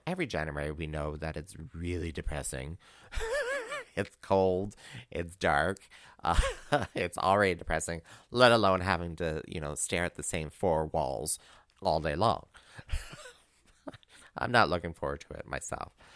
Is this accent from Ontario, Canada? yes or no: yes; Northern Ontario, Canada; moved away; I'm originally from Northern Ontario